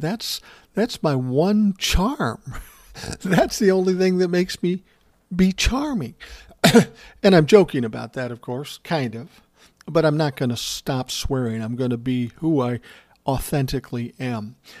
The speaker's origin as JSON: {"language": "English", "town": "Minneapolis", "region": "Minnesota", "country": "United States", "said": "I came from South Minneapolis. There were white people, black people, indigenous people."}